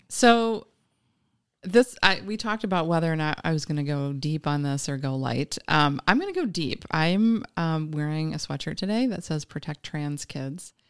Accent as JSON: {"language": "English", "town": "Green Bay", "region": "Wisconsin", "country": "United States", "tie": "born or raised there", "also_born_or_lived": "Philadelphia / Madison", "lives_now": "Appleton, United States", "said": "I grew up in Green Bay."}